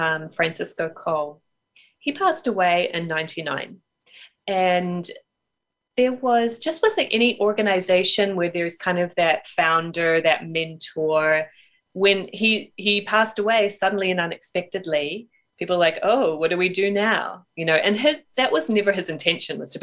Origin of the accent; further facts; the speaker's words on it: New Zealand; moved away as an adult; also born or lived in United Kingdom; I grew up in New Zealand. I moved to the UK for a while.